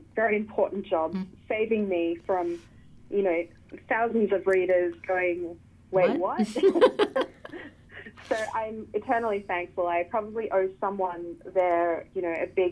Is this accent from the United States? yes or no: no; Australia; as an Australian